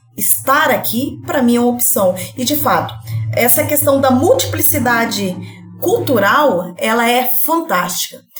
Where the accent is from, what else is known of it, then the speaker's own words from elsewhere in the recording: Colorado do Oeste, Rondônia, Brazil; moved away as an adult; now in Cáceres, Brazil; Eu sou de Rondônia, interior de Rondônia, Colorado do Oeste, e vim aqui residir é, em Cáceres.